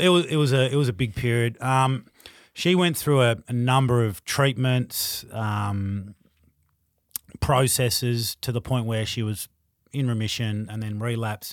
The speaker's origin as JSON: {"language": "English", "region": "Tasmania", "country": "Australia", "tie": "born or raised there", "also_born_or_lived": "Queensland", "moved": "yes", "lives_now": "Melbourne, Australia", "said": "growing up in Tassie"}